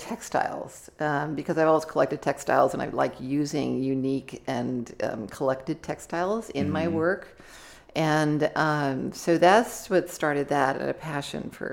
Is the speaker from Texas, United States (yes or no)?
no; Santa Barbara, California, United States; moved away; Santa Barbara, mm-hmm. where my hometown.